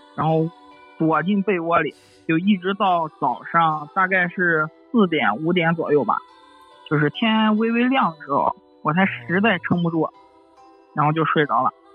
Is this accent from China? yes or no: yes; Xuzhou, Jiangsu, China; 我是一个土生土长的徐州人。小时候呢，住在徐州南郊一个很大的社区